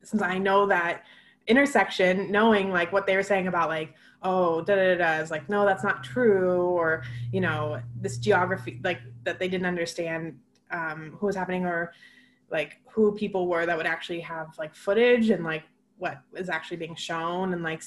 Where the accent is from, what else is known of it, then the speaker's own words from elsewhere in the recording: Seattle, Washington, United States; I'm from Seattle and most people I know, my family lives in Capitol Hill.